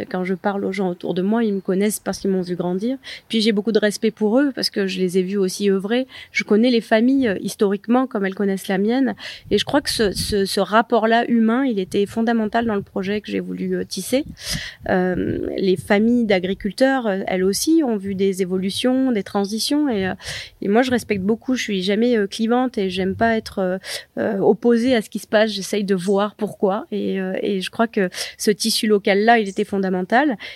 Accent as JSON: {"language": "French", "town": "Lourmarin", "region": "Provence-Alpes-Côte d'Azur", "country": "France", "tie": "born or raised there", "said": "J'ai été élevée à Lourmarin dans un village où tout le monde était très bienveillant, avait envie de transmettre bah, justement la culture potagère, l'agriculture."}